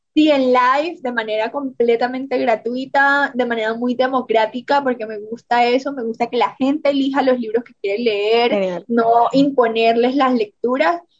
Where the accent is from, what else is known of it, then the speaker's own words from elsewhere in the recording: Montelíbano, Córdoba, Colombia; accent: costeño; moved away as an adult; also born or lived in Barranquilla / Medellín; now in Mexico; nací en Montería, Córdoba, crecí en Montelíbano, Córdoba